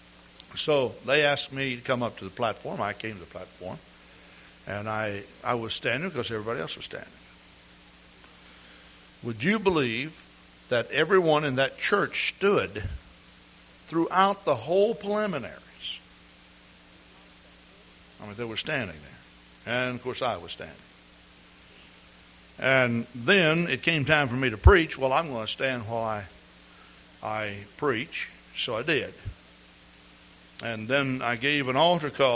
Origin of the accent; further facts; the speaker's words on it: East Texas, United States; I grew up in East Texas.